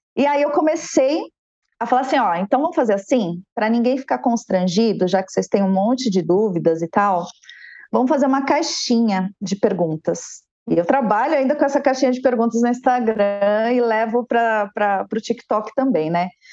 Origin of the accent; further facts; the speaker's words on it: São Paulo, Brazil; also born or lived in Guarulhos; Sou nascida em São Paulo